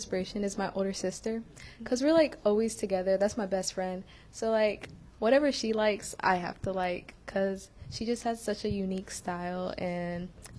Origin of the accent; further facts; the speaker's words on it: Ethiopia; now in United States; I'm from Ethiopia, and that's like it's always like sunshiny, like sun's always out there